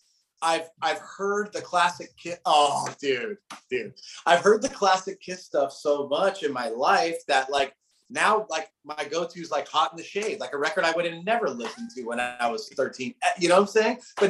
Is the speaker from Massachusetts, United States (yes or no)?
no; Southern California, United States; I grew up in Southern California, but like suburban Southern California. So about an hour north of LA and a bit secluded.